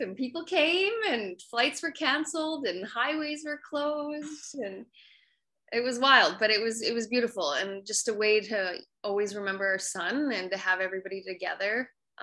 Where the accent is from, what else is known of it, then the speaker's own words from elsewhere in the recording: Calgary, Alberta, Canada; I grew up in Calgary, Alberta, Canada